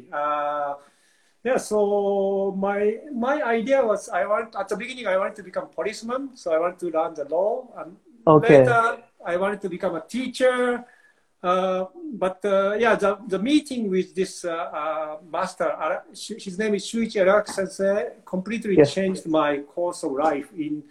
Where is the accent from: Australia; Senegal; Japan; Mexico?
Japan; English is a second language; moved away as an adult; now in Burlington, Canada; When I was children, growing up in Japan